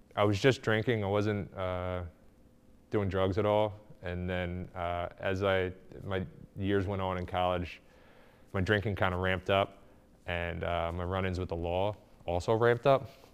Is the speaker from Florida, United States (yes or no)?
no; Glenside, Pennsylvania, United States; I grew up in Glenside